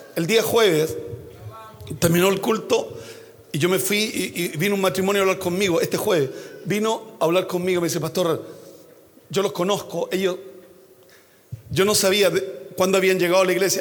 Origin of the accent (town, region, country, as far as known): Chile